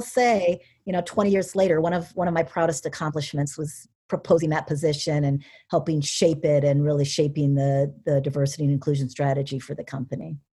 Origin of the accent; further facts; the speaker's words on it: Cedar Rapids, Iowa, United States; moved away as an adult; also born or lived in Connecticut / Pittsburgh / Columbus, Ohio; I was born and raised in Cedar Rapids